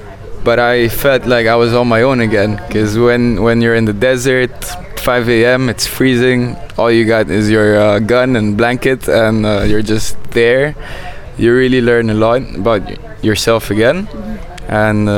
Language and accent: English; Egypt; also born or lived in Saudi Arabia / Bahrain / Malaysia / Indonesia; now in Cairo, Egypt; I would say that Egypt is my home country, not my home. And that's because I lived with my family, and I lived with myself and my friends in a few countries. Some of them like Saudi, Bahrain, and Malaysia, Indonesia